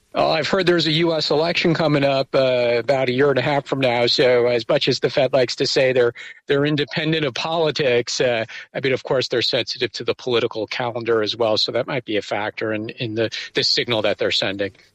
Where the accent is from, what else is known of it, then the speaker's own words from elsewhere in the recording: United States; now in Taiwan; speaking as an American